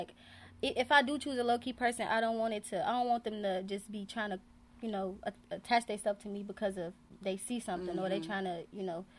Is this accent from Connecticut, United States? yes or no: no; Chicago, Illinois, United States; from Chicago, the South Side, low end or no end.